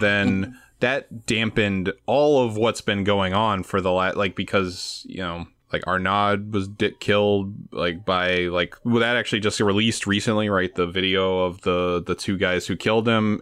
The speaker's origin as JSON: {"language": "English", "town": "New York City", "region": "New York", "country": "United States", "tie": "born or raised there", "said": "I'm from the East Village, so I'm from, like, very poor part of Manhattan"}